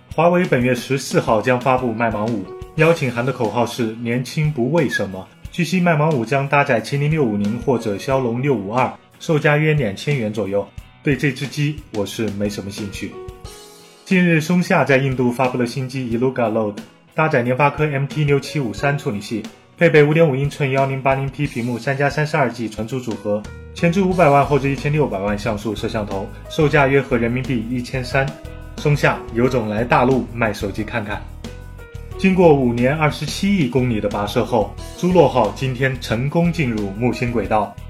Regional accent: Anhui, China; 我的家乡安徽也是重灾区

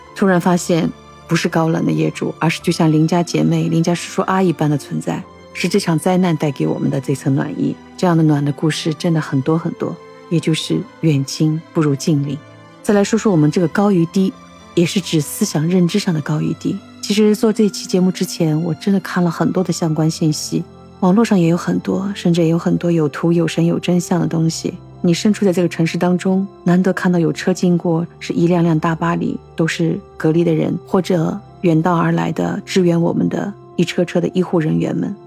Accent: Shanghai, China; 作为我们上海人

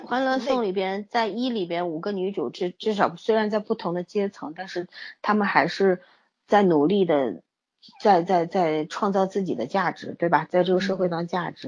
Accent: Shanghai, China; 我们上海人

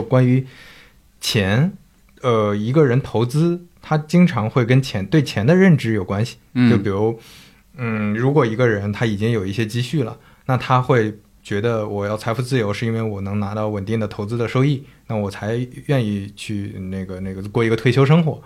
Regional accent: northern China, China; moved away; also born or lived in Zhejiang; 我是一个北方人，然后我在浙江那边生活

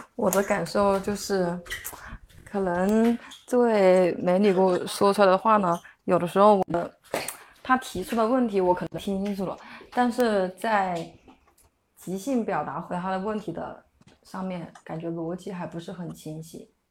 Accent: Huangshi, Hubei, China; 我是湖北的

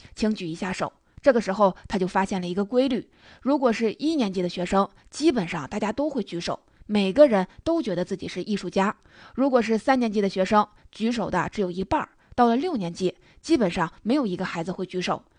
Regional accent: China; 以前我们中国人肯干活儿不怕苦，不怕累

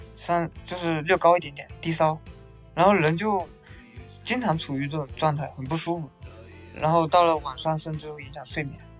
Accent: northern Fujian, China; 我老家是在，呃，福建的北部，缅北，一个，我们那边是一个山区

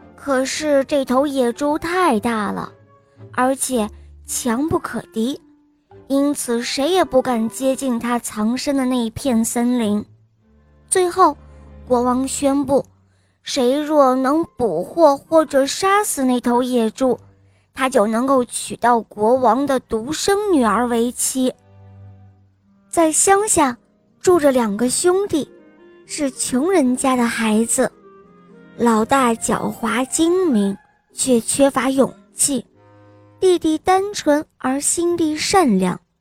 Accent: Beijing, China; 我快五岁了，我来自北京

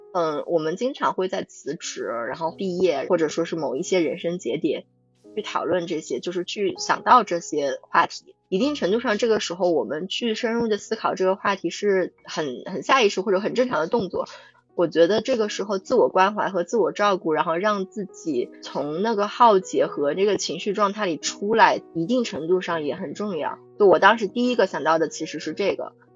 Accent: China; 我们中国人

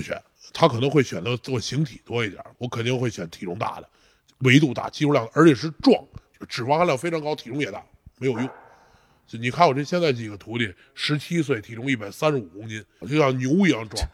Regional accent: China; 我说中国人

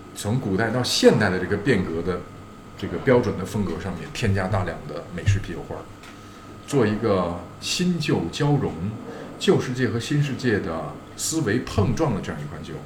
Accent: Beijing, China; 我本人是一个土生土长，基本上从来没有 长时间离开过北京的，包括上大学都在北京

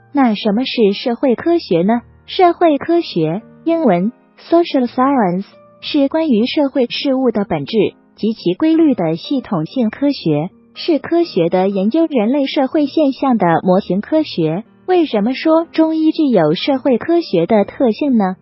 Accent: China; 这是我们中国人的思维方式

